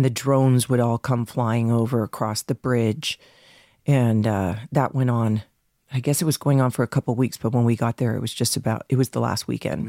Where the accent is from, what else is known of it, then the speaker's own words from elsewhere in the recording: Canada; moved away; I'm from Canada